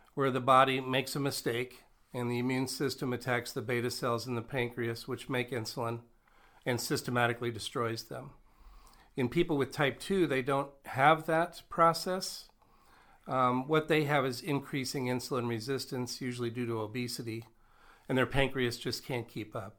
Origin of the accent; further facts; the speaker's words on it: Nebraska, United States; moved away as an adult; now in North Dakota, United States; I grew up in Nebraska